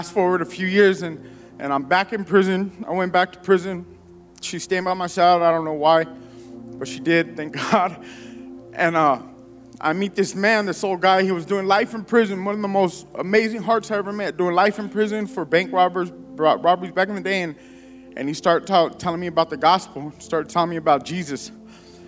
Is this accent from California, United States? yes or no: yes; San Diego, California, United States; I grew up in a neighborhood. I'm from San Diego, and so the neighborhood I grew up in wasn't the best